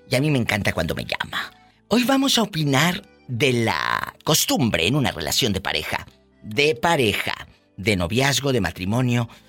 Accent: Veracruz, Mexico; Soy, soy de Veracruz, Diva.

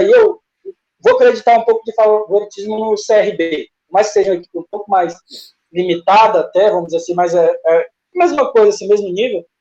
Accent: Pará, Brazil; Ele é daqui do Pará, o Ailon. Se não me engano, ele é paraense aqui. Sim. Da minha terrinha.

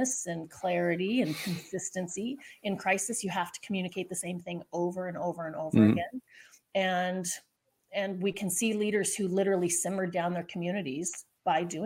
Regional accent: Southern California, United States; I'm from Southern California

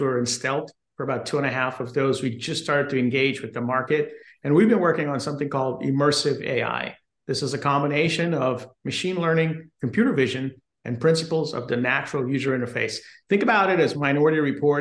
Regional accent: Guyana; now in United States; I was born in South America, in Guyana, which is a British colony, and I migrated to the U.S. And did undergrad and the rest of my education in the U.S

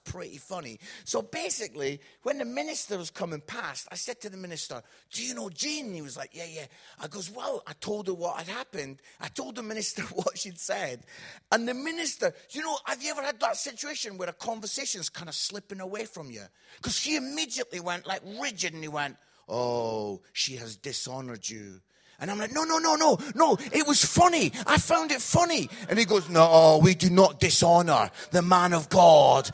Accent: Scotland, United Kingdom; I'm Scottish

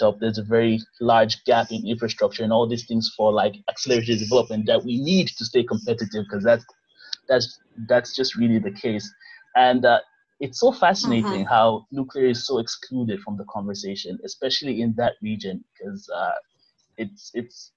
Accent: Nigeria; I'm from Nigeria

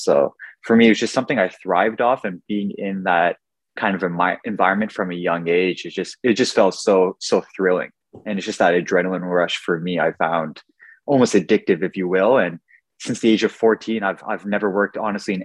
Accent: Ottawa, Ontario, Canada; I'm born and raised in Ottawa

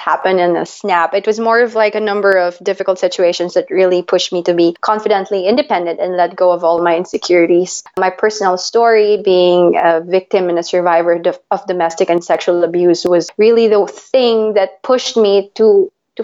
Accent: Manila, Metro Manila, Philippines; now in Switzerland; I was born and raised in Manila, Philippines, and now I am based in Switzerland.

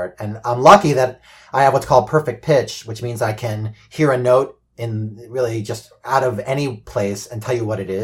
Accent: Port Washington, New York, United States; And I'm from Port Washington, so I know Oyster Bay well.

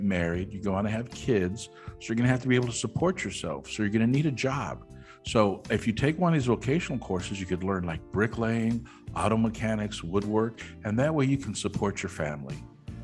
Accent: Austin, Texas, United States; also born or lived in Mercedes, Texas; Austin was home. So my formative years and everything, I went to school it was in Austin, Texas

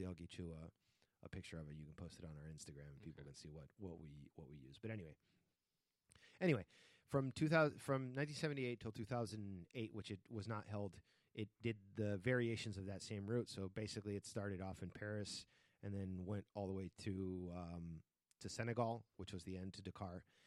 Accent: Spain; moved away; since I grew up in Spain

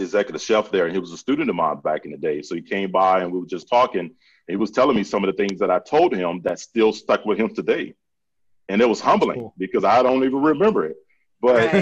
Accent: Central Florida, United States; I grew up in Central Florida

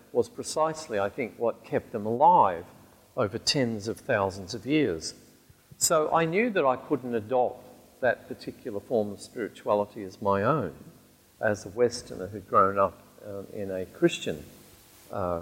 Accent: Alice Springs, Northern Territory, Australia; now in United Kingdom; growing up in Alice Springs, which is the town right at the very heart of the continent of Australia

